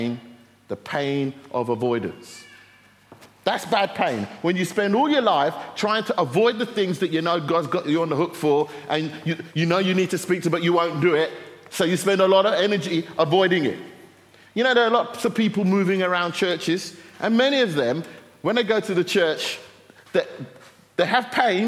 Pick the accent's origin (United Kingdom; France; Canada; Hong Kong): United Kingdom; We're British